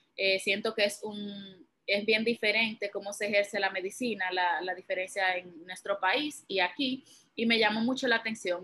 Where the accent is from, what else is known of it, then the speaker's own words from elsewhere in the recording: Santiago de los Caballeros, Santiago, Dominican Republic; moved away as an adult; also born or lived in Bronx, New York; now in New York, United States; yo vengo de Santiago, República Dominicana